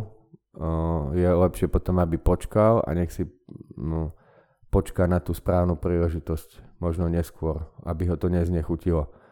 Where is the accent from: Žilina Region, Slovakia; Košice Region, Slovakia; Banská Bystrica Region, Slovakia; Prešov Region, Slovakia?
Banská Bystrica Region, Slovakia; Banská Bystrica; moved away as an adult; also born or lived in London / Netherlands; now in Bratislava, Slovakia; ja som z Banskej Bystrice